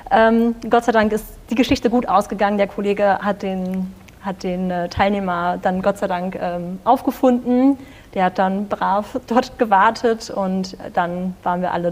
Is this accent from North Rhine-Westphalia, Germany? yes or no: yes; North Rhine-Westphalia, Germany; Und ich meine, wir als äh, Münsterländer, als Westfale sind das Fahrradfahren durchaus